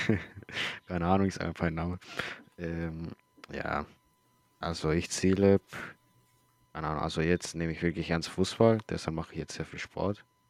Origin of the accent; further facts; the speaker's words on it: Chile; now in Germany; ich komme aus Chile